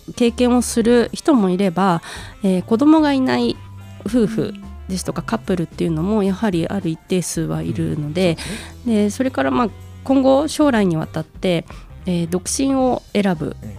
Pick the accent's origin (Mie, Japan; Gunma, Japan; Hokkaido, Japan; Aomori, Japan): Gunma, Japan; moved away as an adult; also born or lived in Kobe; 実家の両親を頼ってあの2018年にまたこちらに地元に戻ってきた